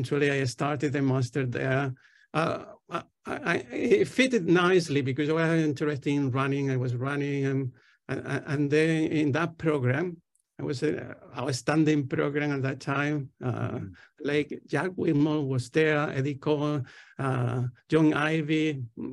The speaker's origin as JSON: {"language": "English", "area": "Tenerife", "region": "Canary Islands", "country": "Spain", "also_born_or_lived": "Barcelona, Spain / Austin, Texas, United States", "second_language": "English", "moved": "as an adult", "lives_now": "London, United Kingdom", "said": "I'm originally from Spain, from the Canary Islands, close to Africa, an island called Tenerife."}